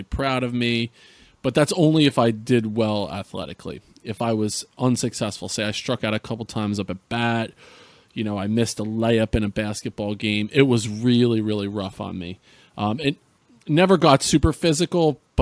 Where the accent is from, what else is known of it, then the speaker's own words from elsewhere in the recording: central New Jersey, United States; I grew up in New Jersey. I'd grown up in central New Jersey